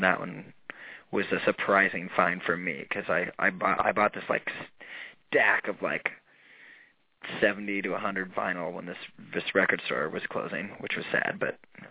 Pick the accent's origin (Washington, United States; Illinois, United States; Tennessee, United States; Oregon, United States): Washington, United States; the Northwest; moved away as an adult; now in Los Angeles, United States; growing up in the Northwest, like Silver Platters and Platinum